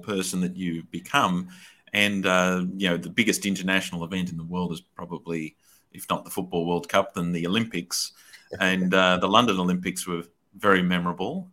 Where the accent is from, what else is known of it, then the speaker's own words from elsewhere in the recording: Wollongong, New South Wales, Australia; my hometown Wollongong